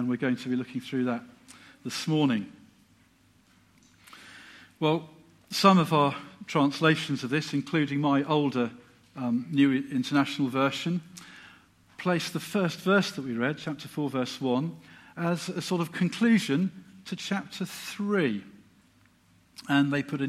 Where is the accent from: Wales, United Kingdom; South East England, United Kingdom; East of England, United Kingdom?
East of England, United Kingdom; Silsoe; now in Letchworth, United Kingdom; I'm actually a fairly local lad. I was brought up in Silso as a child just down the road